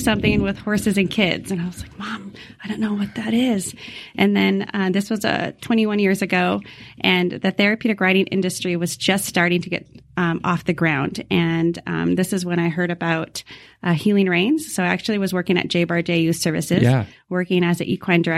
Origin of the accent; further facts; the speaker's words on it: Newport, Oregon, United States; also born or lived in Seattle, Washington; go back home to my hometown of Newport, Oregon